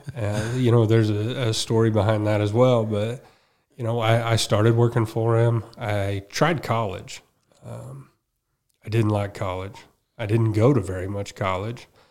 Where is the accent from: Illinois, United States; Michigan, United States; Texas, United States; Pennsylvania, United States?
Illinois, United States; Effingham; I grew up in Effingham